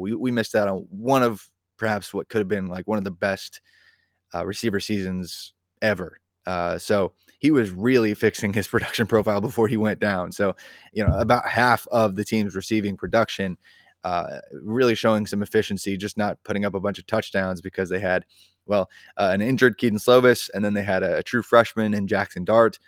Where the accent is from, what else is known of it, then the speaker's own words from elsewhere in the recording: Indiana, United States; in my home state of indiana